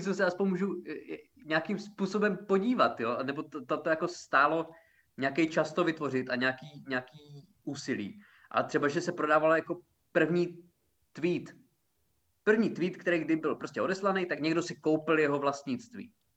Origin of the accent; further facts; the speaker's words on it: Czechia; já jsem Čech